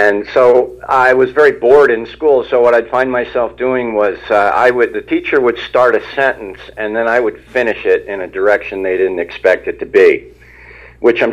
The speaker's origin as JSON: {"language": "English", "town": "Ramsey", "region": "New Jersey", "country": "United States", "tie": "born or raised there", "also_born_or_lived": "West Coast / Princeton, New Jersey", "moved": "as an adult", "said": "I live in Princeton. I grew up in Ramsey, but I was out of there for a long time on the West Coast"}